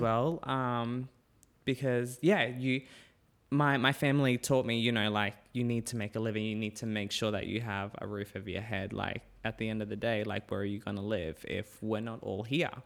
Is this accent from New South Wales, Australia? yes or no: no; Cairns, Queensland, Australia; moved away; also born or lived in Innisfail / Brisbane / Perth; I grew up in Cairns